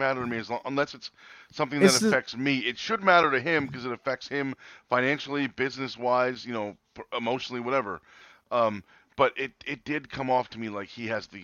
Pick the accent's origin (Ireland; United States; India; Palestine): United States; New Jersey; I'm from Jersey. I live here